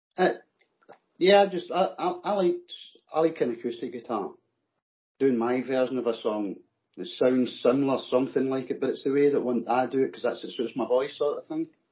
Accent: Scotland, United Kingdom; accent: Scottish; It's my Scottish accent.

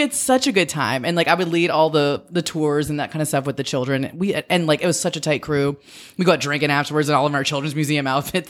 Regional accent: Metairie, Louisiana, United States; also born or lived in North Shore, Louisiana / Lafayette, Louisiana; I grew up outside of New Orleans. I, when I was a kid, I lived in Metairie, and then we lived on the North Shore

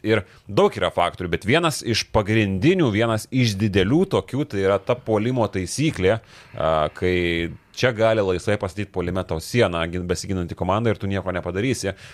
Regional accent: Lithuania; Mes, lietuviai

